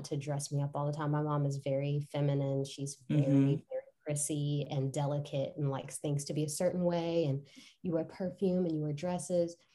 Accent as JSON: {"language": "English", "town": "Nashville", "region": "Tennessee", "country": "United States", "tie": "born or raised there", "said": "I was born and raised in Nashville"}